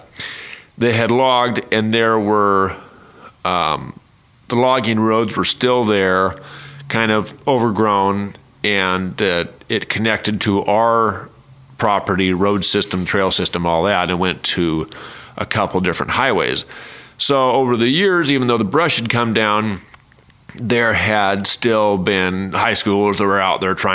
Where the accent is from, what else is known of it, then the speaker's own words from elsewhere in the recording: eastern Multnomah County, Oregon, United States; I was raised in the Pacific Northwest, as we know, eastern Multnomah County, in the foothills of Mount Hood